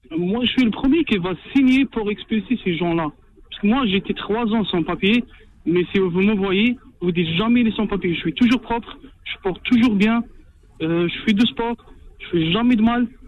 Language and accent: French; Algeria; now in France; je suis un Algérien